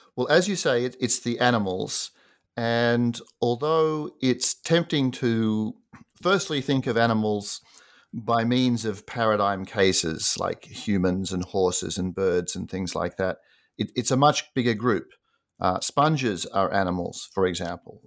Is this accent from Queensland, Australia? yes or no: no; Sydney, New South Wales, Australia; moved away as an adult; also born or lived in United States; I grew up in Sydney, Australia, and did an undergraduate degree there